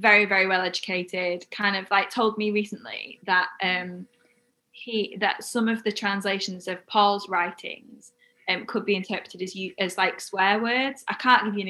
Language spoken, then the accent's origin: English; Wakefield, Yorkshire and the Humber, United Kingdom; I'm from Wakefield